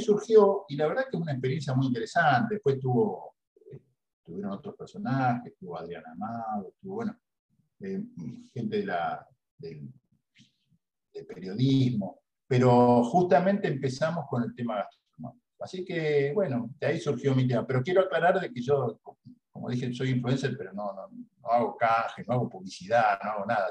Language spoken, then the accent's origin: Spanish; Rosario, Santa Fe, Argentina; moved away; hace dos años que estoy acá en Rosario, que es mi ciudad natal, pero yo estaba viviendo en otro lado eh, por un tiempo